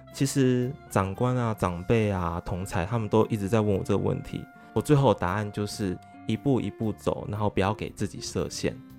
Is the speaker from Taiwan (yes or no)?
yes; Taiwan; 他们讲话方式就跟我们台湾人不一样了嘛